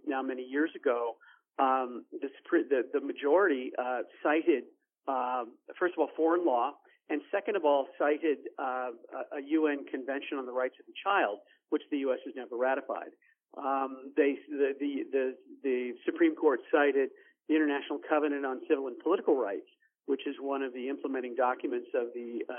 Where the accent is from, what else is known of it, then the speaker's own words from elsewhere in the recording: United States; we as American pro-lifers